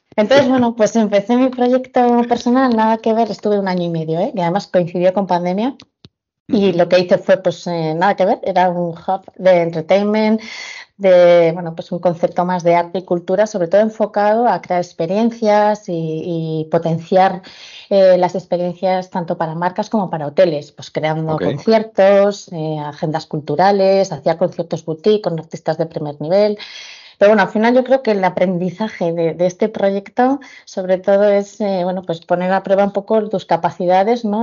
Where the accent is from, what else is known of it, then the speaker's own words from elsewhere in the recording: Pamplona, Navarre, Spain; now in Alicante, Spain; soy de Pamplona